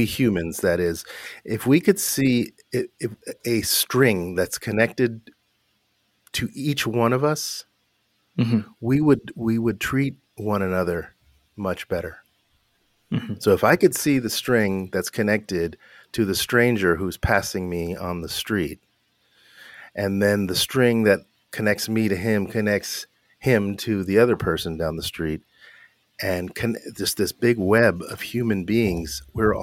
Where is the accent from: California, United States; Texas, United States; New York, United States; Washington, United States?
California, United States; Los Angeles; I grew up in Hollywood, California, to immigrant parents, immigrant mother and father from Naples, Italy